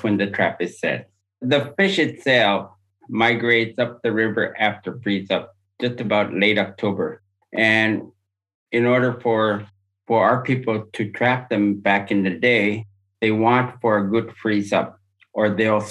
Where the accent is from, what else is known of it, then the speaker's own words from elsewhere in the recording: Upper Kobuk, Alaska, United States; I was born and raised on the Upper Kobuk.